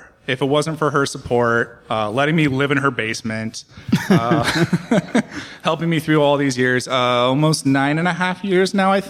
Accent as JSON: {"language": "English", "area": "Bay Area", "region": "California", "country": "United States", "tie": "born or raised there", "moved": "as an adult", "lives_now": "Portland, United States", "said": "I grew up in the Bay Area. I identify as a Californian. I think I'm a fifth or sixth generation Californian. I love it here."}